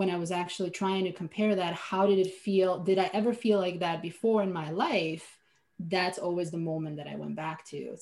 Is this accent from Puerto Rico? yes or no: no; Slovenia; English is a second language; moved away as an adult; now in United States; I was born and raised in Europe, in Slovenia, a tiny country of 2 million people.